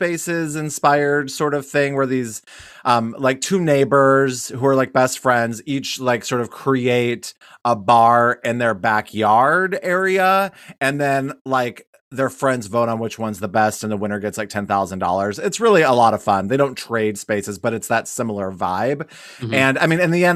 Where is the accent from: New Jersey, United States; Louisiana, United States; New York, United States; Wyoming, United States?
Wyoming, United States; growing up in Wyoming